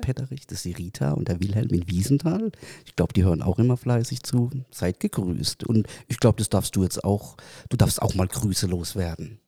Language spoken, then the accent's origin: German; Waghäusel, Baden-Württemberg, Germany; bei uns in Kirlach